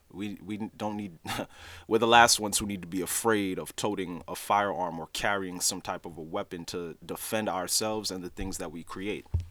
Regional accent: New York City, New York, United States; also born or lived in Haiti (ancestry); I'm Haitian, so even though I was born in Brooklyn, New York, my parents, they're both Haitian natives

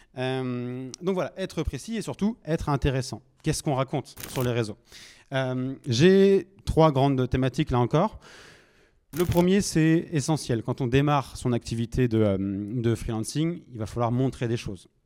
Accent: Nantes, Pays de la Loire, France; moi je suis originaire de Nantes

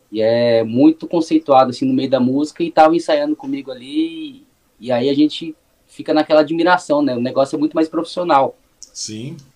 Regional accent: Suzano, São Paulo, Brazil; Cara, eu nasci em Suzano. Hoje faz, faz um tempinho, já tô com 31 anos. Morei 26 anos aqui em Suzano.

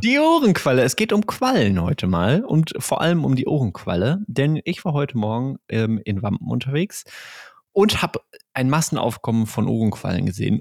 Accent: Ruhr area, North Rhine-Westphalia, Germany; ein Kind des Ruhrgebiets wie wir.

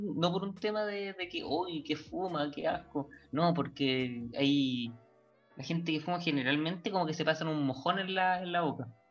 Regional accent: Chile; uno que es chileno

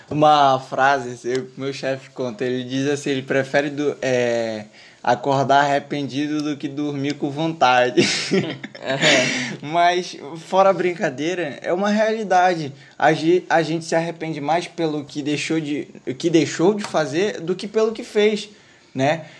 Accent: North Region, Brazil; aqui no norte, que a gente é do norte

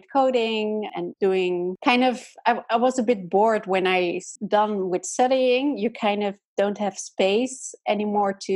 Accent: Amsterdam, North Holland, Netherlands; I'm from the Netherlands and I lived most of my life in Amsterdam

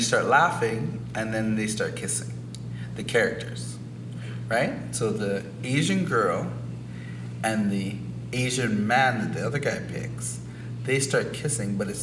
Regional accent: Canada; We're Canadian, we're Caribbean, we're Black people

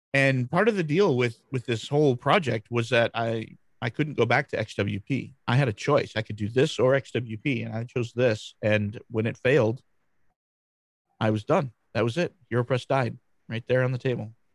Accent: Grand Rapids, Michigan, United States; I'm from Grand Rapids, Michigan, USA.

